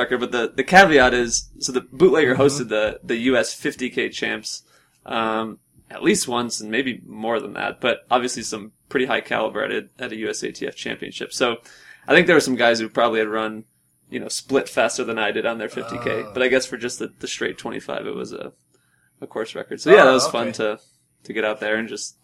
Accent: Wheaton, Illinois, United States; moved away as an adult; also born or lived in Boston, Massachusetts; now in Flagstaff, United States; From Wheaton, Illinois. So outside of Chicago.

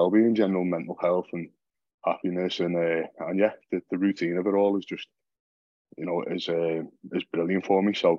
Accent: Liverpool, North West England, United Kingdom; I'm from Liverpool.

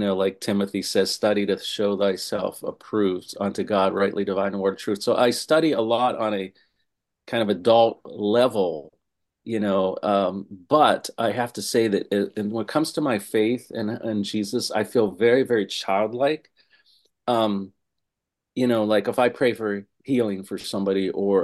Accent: Pittsburgh, Pennsylvania, United States; now in Los Angeles, United States; my hometown of Pittsburgh, Pennsylvania

